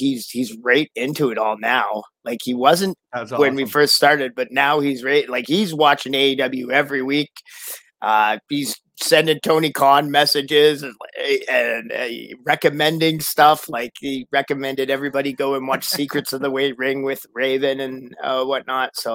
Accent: Victoria, British Columbia, Canada; a lagoon in Victoria, BC, where I'm actually from

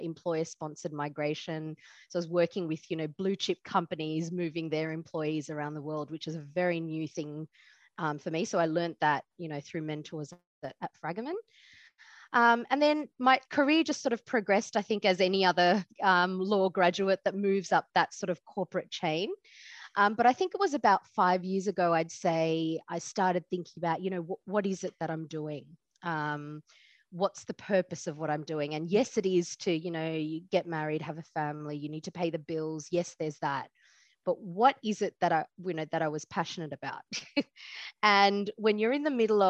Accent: Australia; I was born in Australia.

